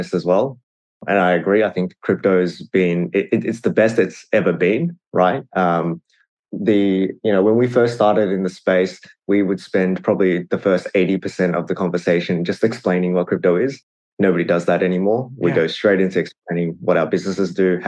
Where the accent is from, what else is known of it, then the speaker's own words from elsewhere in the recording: Australia; I come from an immigrant family. I'm first generation Australian